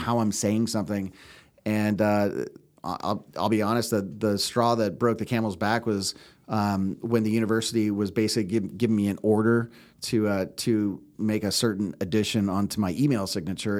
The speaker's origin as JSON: {"language": "English", "area": "Bay Area", "region": "California", "country": "United States", "tie": "born or raised there", "said": "born and raised in the Bay Area, uh, in California."}